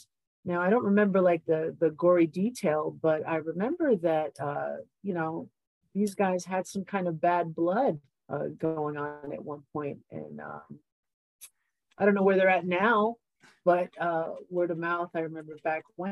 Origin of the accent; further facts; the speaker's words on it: New York, United States; being a New Yorker